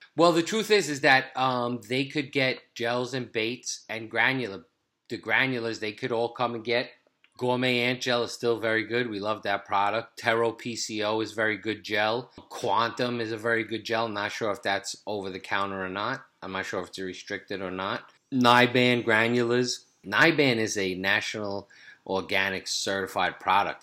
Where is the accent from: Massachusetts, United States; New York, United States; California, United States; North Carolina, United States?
New York, United States; New York City; the block we grew up in Brooklyn